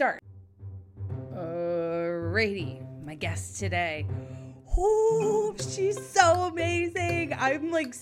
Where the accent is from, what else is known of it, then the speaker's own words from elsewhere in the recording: New England, United States; also born or lived in Southern California; So I grew up in New England and I spent the majority of my time up here